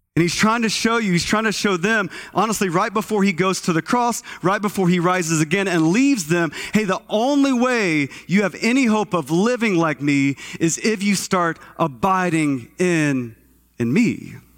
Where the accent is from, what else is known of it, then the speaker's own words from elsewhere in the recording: Texas, United States; moved away; I'm from Texas, and, uh, grew up as a kid in Texas